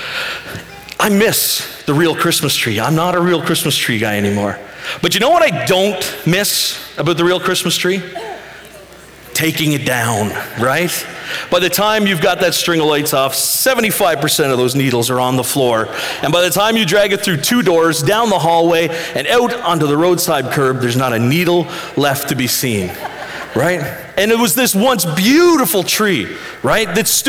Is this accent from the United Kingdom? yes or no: no; Western Prince Edward Island, Canada; I grew up on Western PEI